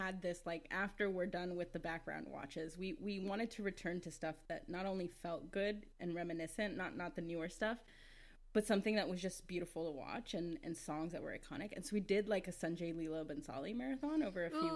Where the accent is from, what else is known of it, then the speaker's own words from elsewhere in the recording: United States; as someone who was born here, I often feel like, this is cliche, so I'm sorry, but I often feel like I'm not American enough